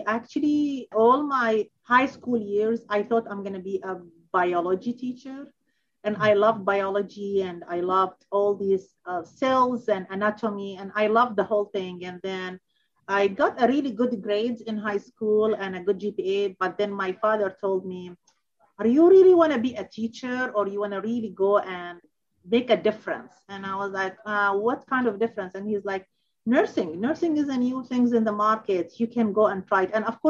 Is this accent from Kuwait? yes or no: yes; Kuwait; born there; also born or lived in Baghdad, Iraq / Amman, Jordan; I was born in Kuwait, and then I moved to Baghdad, Iraq, and then 4 or 5 years later, I moved to Jordan, Amman